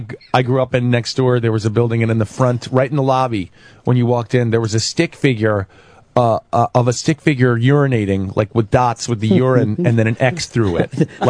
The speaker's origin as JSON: {"language": "English", "town": "New York City", "region": "New York", "country": "United States", "tie": "born or raised there", "said": "I grew up in Chelsea. I grew up on 17th and 7th."}